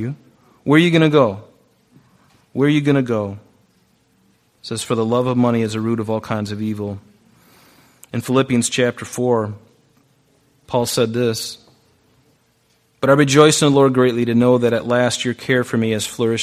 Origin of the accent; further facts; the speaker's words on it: Pine Island, Florida, United States; moved away; I grew up on Pine Island in Southwest Florida